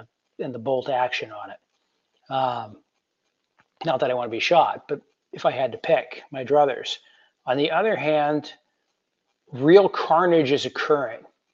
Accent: Western New York, United States; my hometown up in Western New York

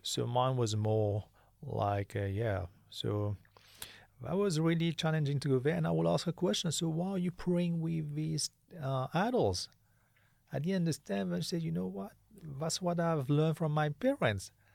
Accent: Mauritius; I'm from Mauritius.

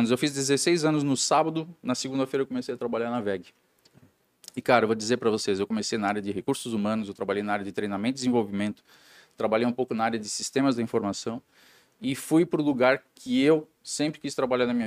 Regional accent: Jaraguá do Sul, Santa Catarina, Brazil; born there; sou, sou nascido em Jaraguá do Sul, de uma família é, de industriários, né?

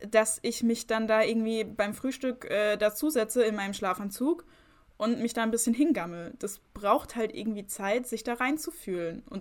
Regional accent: Rhineland-Palatinate, Germany; Aus Rheinland-Pfalz. Aus, Aus

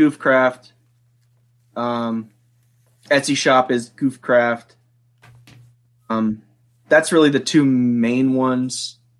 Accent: Harrisonburg, Virginia, United States; Harrisonburg, Virginia. {S0} Harrisonburg, Virginia. {S1} Rural Virginia. It's a college town

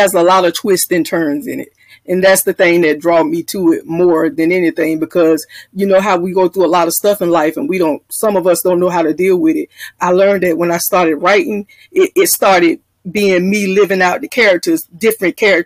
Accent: Jacksonville, Florida, United States; I'm from Jacksonville, Florida

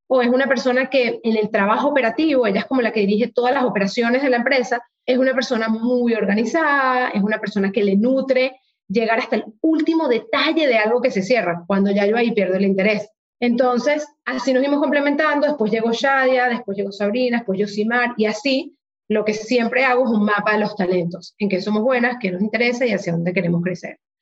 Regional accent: Venezuela; moved away as an adult; also born or lived in Hong Kong; yo a los 18 salí de Venezuela

